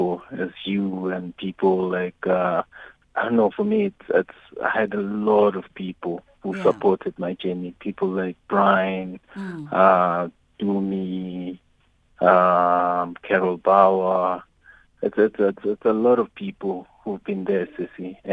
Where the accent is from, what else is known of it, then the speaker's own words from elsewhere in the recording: South Africa; growing up in Davidson